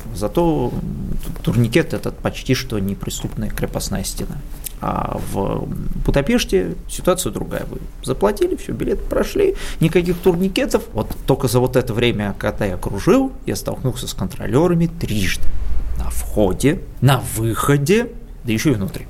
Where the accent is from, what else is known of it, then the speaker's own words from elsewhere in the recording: Moscow, Russia; я москвич